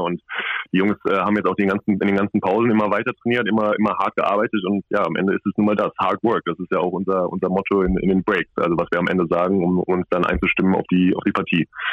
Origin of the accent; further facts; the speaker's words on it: Cologne, North Rhine-Westphalia, Germany; moved away; ich komme ja aus Köln